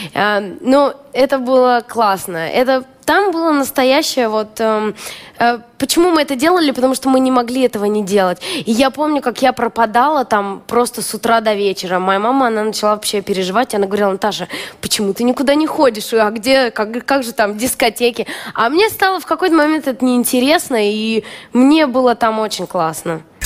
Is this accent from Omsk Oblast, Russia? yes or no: yes; Omsk, Omsk Oblast, Russia; moved away as an adult; now in Moscow, Russia; Это абсолютно омская привычка. Там у меня двери не закрывались. Вот я помню, детство было, мы жили на первом этаже